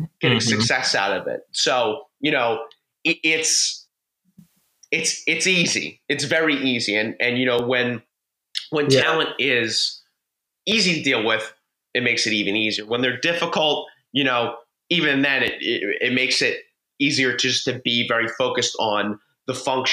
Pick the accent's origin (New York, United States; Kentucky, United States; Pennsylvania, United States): Pennsylvania, United States; Philadelphia; I'm from Philadelphia